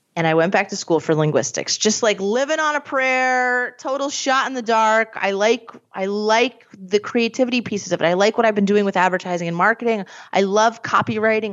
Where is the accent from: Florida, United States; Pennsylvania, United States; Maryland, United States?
Pennsylvania, United States; Scranton; I'm from Scranton.